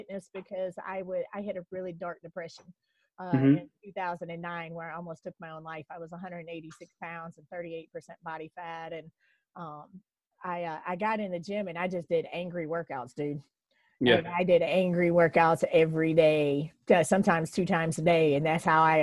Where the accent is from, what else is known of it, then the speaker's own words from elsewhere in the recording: Alabama, United States; also born or lived in Chicago, Illinois; when we moved from Chicago and moved down to Alabama, I was at Homewood. We lived in Bluff Park for that first year, and then we moved out to the Trustful Center